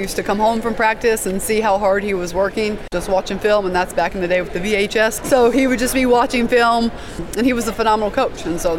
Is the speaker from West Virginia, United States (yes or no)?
yes; West Virginia, United States; it kept me in my home state.